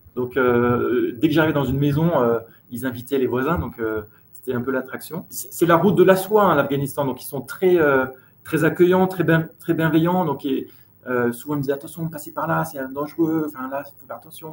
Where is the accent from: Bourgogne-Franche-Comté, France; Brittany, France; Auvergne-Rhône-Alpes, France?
Auvergne-Rhône-Alpes, France; Chambéry; moved away as an adult; now in Nairobi, Kenya; Je suis originaire de Chambéry, donc je suis né là-bas et j'ai vécu 20 ans dans cette très belle région